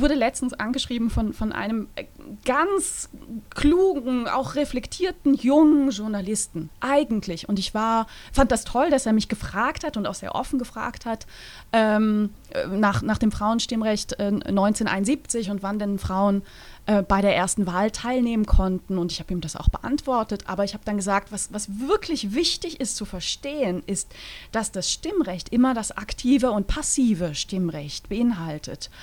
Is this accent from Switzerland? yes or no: yes; Switzerland